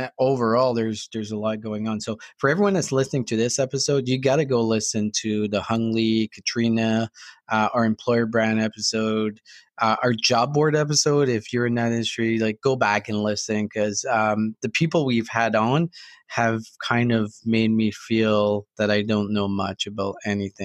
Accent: New Brunswick, Canada; I'm from New Brunswick. I'm giving my home province a hard time

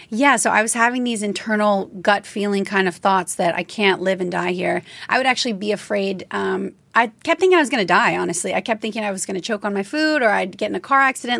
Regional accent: Louisiana, United States; I grew up in Louisiana

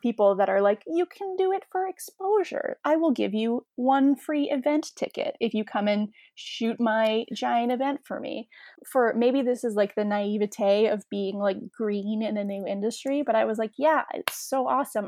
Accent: Canada; as a Canadian

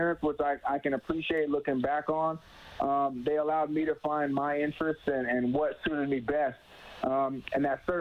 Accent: Tampa, Florida, United States; also born or lived in Phoenix, Arizona; I was born in Phoenix, Arizona, but lived in Tampa, Florida since about 2005.

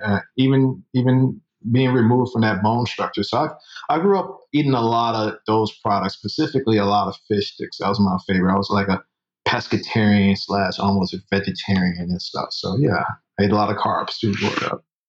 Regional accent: Chicago, Illinois, United States; moved away as an adult; also born or lived in Minnesota / Florence, Colorado; now in Atlanta, United States; I was uh, born in Chicago and raised in Chicago, heart of the Midwest

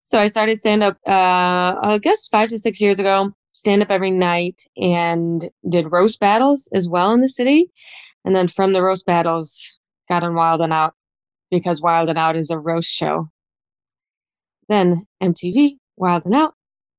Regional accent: Buffalo, New York, United States; moved away as an adult; now in New York City, United States; I'm from Buffalo, New York. It's like 7 hours from the city. It's very cold. I moved to New York 6 years ago this past summer for a job.

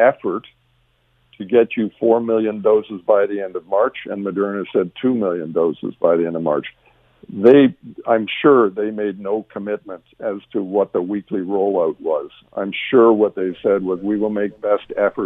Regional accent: Canada; as a Canadian

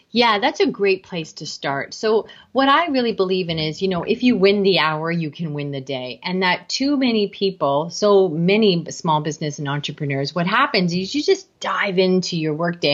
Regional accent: Canada; I am Canadian

